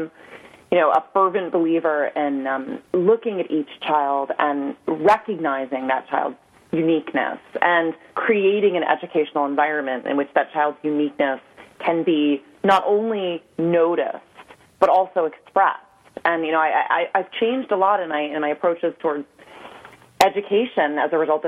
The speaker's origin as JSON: {"language": "English", "town": "New York City", "region": "New York", "country": "United States", "tie": "born or raised there", "said": "I grew up on the Upper West Side in New York City"}